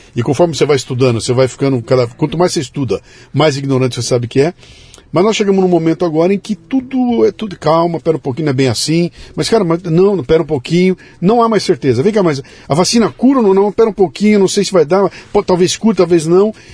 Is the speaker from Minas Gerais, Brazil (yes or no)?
no; Bauru, São Paulo, Brazil; quando eu era moleque em Bauru